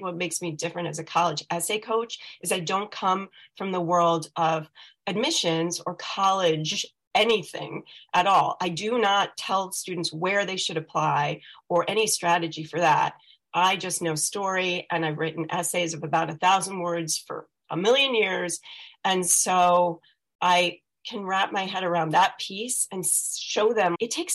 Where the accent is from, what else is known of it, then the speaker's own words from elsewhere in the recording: Scarsdale, New York, United States; moved away as an adult; now in Rhode Island, United States; I come from Scarsdale, New York. And I grew up there